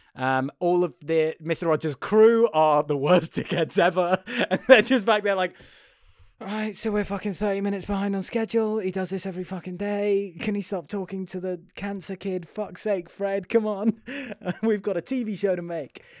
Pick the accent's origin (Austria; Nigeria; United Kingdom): United Kingdom; being British